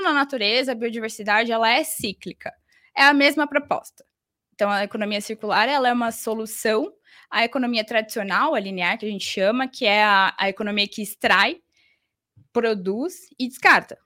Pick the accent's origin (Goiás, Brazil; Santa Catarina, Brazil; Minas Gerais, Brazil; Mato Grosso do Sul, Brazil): Mato Grosso do Sul, Brazil; Campo Grande; moved away as an adult; now in São Paulo, Brazil; eu sou de Campo Grande, Mato Grosso do Sul, e resolvi me mudar para São Paulo para fazer faculdade.